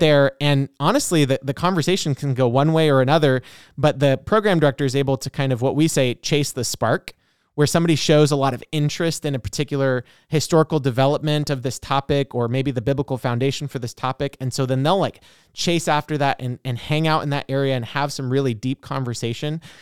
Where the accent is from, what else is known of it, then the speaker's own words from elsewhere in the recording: Oregon, United States; moved away; I'm originally from Oregon and did the class in Salem